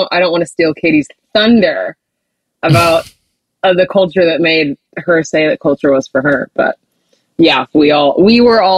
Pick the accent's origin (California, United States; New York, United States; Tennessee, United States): California, United States; San Diego; I'm from San Diego, California